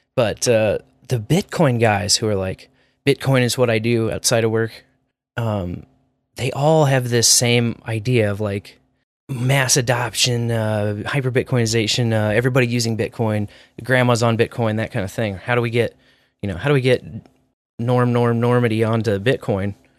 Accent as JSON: {"language": "English", "town": "Kearney", "region": "Missouri", "country": "United States", "tie": "born or raised there", "said": "I'm from Kearney"}